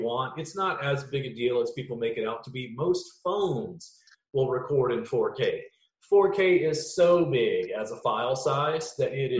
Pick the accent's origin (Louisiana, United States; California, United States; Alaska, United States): Louisiana, United States; Growing up in Louisiana, I just was immersed in like roots music, blues, jazz, funk, and whatever